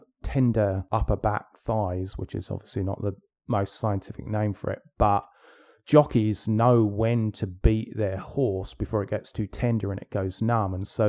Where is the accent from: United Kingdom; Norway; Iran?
United Kingdom; England; I grew up in England.